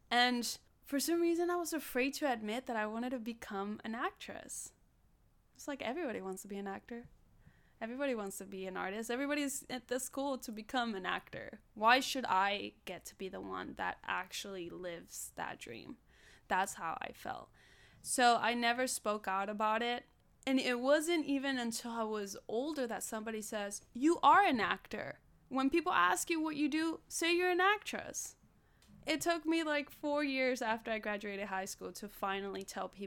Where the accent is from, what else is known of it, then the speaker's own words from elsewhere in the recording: Los Angeles, California, United States; In other parts, I mean, I grew up in South Central, and like I said, there wasn't a lot of opportunity for me to do acting there.